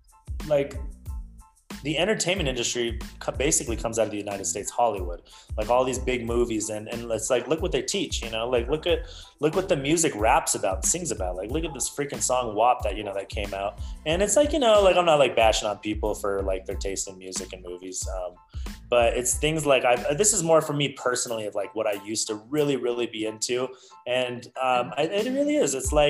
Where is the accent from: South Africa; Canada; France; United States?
Canada; I was born in Canada, and like we lived at a certain part of my age, we lived with my grandmother in the basement, right?